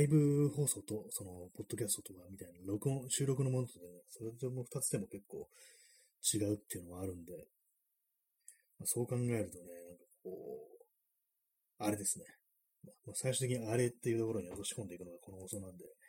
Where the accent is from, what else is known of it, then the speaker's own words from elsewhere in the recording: Tokyo, Japan; 私はまあちょっと東京生まれ